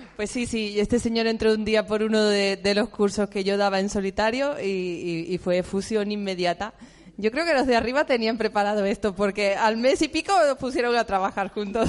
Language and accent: Spanish; Seville, Andalusia, Spain; moved away; also born or lived in Catalonia; Y yo soy de Sevilla